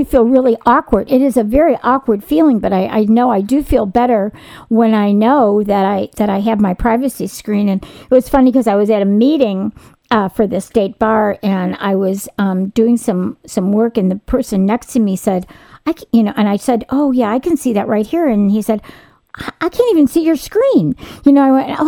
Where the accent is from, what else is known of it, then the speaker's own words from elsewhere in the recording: Chicago, Illinois, United States; moved away; I'm originally from Chicago, and all my family, you know, a lot of them take the train to work